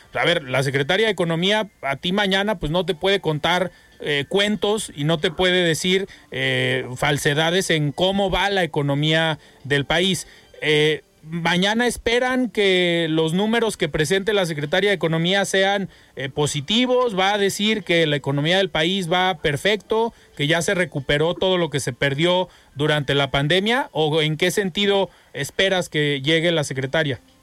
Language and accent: Spanish; Mexico; aquí en Jalisco y en nuestro país